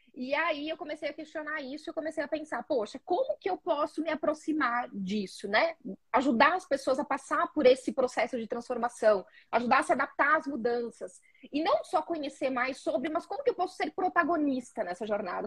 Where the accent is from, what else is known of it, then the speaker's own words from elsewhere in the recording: interior of Rio Grande do Sul, Brazil; sou gaúcha do interior do Rio Grande do Sul